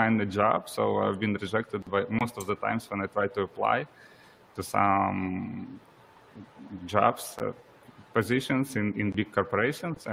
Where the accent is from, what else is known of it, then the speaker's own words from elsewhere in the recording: Ukraine; I'm originally from Ukraine